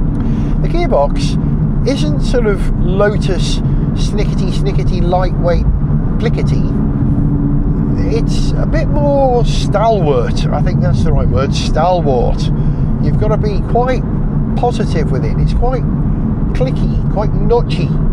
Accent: Wales, United Kingdom; as a Welshman

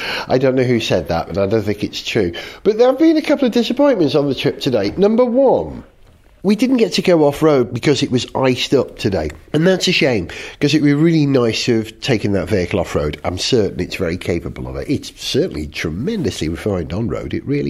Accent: Wales, United Kingdom; now in London, United Kingdom; as a Welshman

